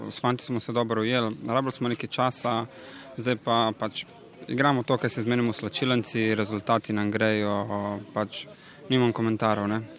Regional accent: Maribor, Drava, Slovenia; now in Ljubljana, Slovenia; čeprav sem prišel iz Maribora, mi je v Ljubljani kar dober

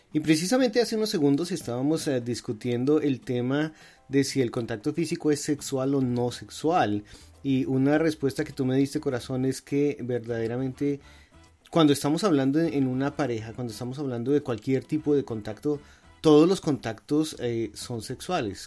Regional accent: Colombia; moved away as an adult; now in United States; nosotros venimos de Colombia

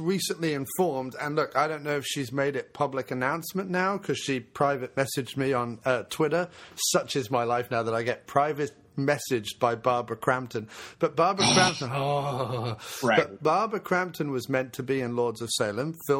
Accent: United Kingdom; being British

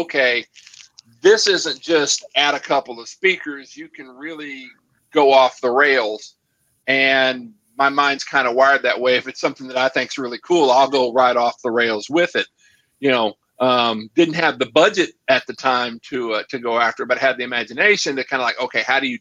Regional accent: Arlington, Texas, United States; I grew up in Arlington, Texas

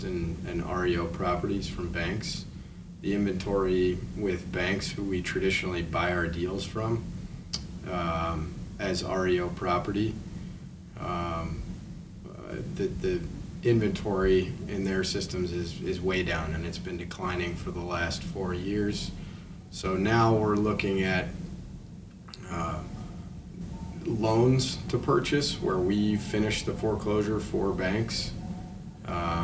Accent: Traverse City, Michigan, United States; now in Chicago, United States; We're both from Traverse City, Michigan, small town America

